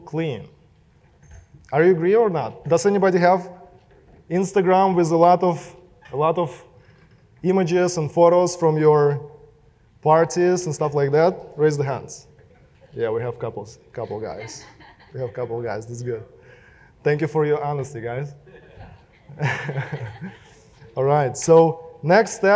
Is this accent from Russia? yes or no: yes; Russia; accent: Russian; English is a second language; moved away; my Russian accent